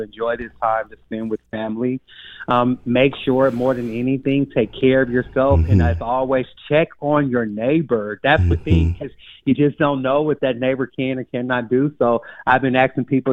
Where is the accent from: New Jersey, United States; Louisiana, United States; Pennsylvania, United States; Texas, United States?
Texas, United States; moved away as an adult; now in Madison, United States; I'm a Texan